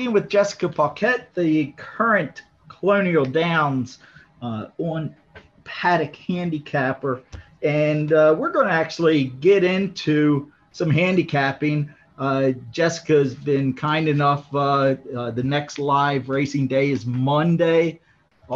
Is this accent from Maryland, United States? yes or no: yes; Maryland, United States; I'm born and raised in Maryland, came up through Pimlico and Laurel